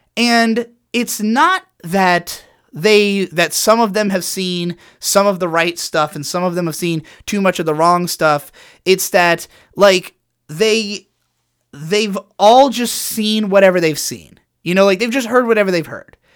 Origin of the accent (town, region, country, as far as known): United States